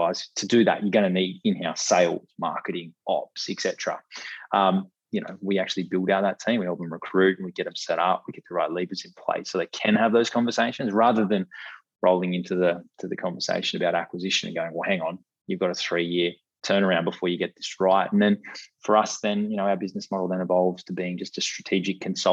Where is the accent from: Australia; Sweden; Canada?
Australia; as Aussie consumers